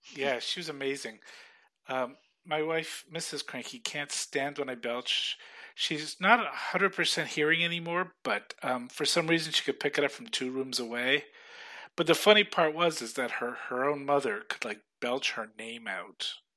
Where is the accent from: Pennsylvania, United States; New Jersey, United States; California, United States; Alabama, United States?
California, United States; I grew up in California